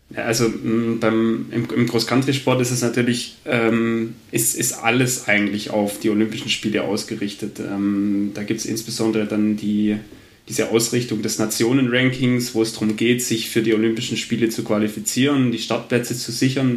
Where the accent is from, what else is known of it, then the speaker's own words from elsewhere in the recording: Albstadt, Baden-Württemberg, Germany; aufgewachsen in Albstadt in der Mountainbike-Hochburg